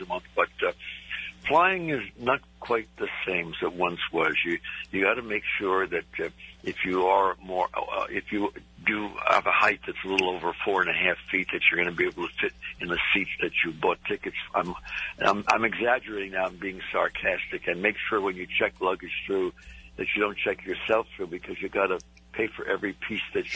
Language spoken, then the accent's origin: English; New Jersey, United States; I'm from New Jersey